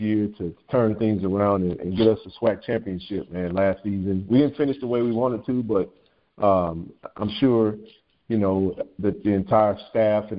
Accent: Jackson, Mississippi, United States; now in Inland Empire, California, United States; I was born and raised in Jackson, Mississippi

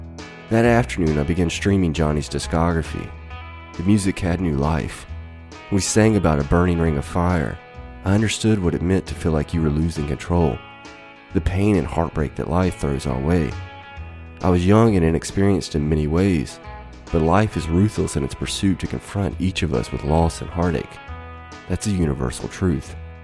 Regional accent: Mississippi, United States; seeing a country music artist in my home state of Mississippi.

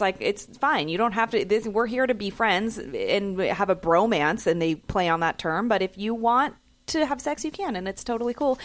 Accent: San Francisco, California, United States; I grew up in San Francisco

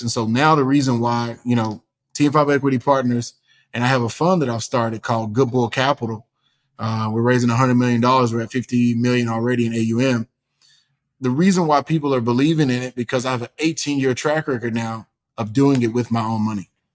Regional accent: East Texas, United States; born and raised in East Texas with a single mom

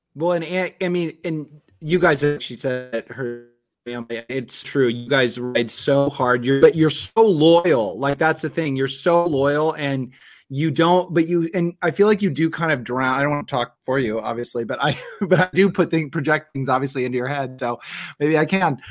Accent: Omaha, Nebraska, United States; we're from Omaha, Nebraska

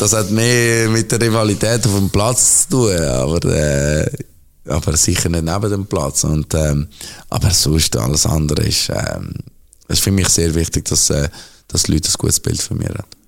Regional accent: Zurich, Switzerland; Zürich bin ich aufgewachsen, Zürich ist meine Heimatstadt, Zürich ist alles für mich

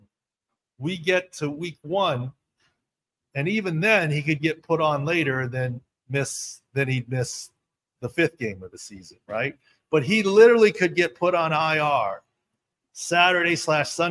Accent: Southern California, United States; I'm from Southern California.

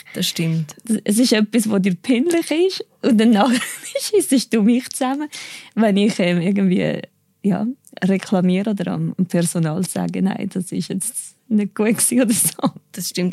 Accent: Cuba; Ich bin in Kuba geboren, bin auch dort aufgewachsen, ja, als Einzelkind

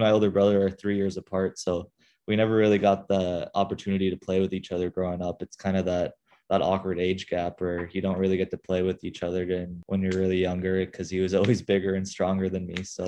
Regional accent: Arizona, United States; moved away; growing up in Arizona because there's so many opportunities to play every sport imaginable

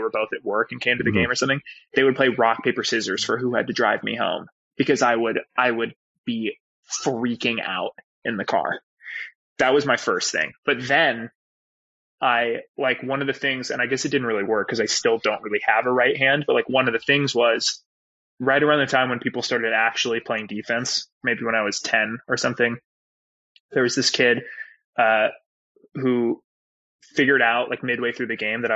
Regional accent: Los Angeles, California, United States; growing up in Westside

